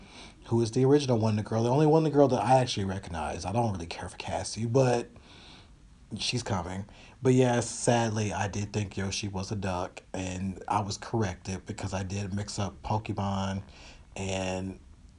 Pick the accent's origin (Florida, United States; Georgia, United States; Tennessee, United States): Tennessee, United States; also born or lived in Kentucky; because I come from places, I came from Tennessee and Kentucky. A lot of places don't have Target.